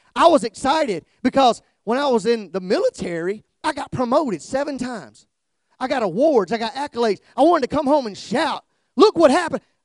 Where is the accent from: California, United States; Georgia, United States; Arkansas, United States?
Georgia, United States; South; now in Kihei, United States; I'm from South Georgia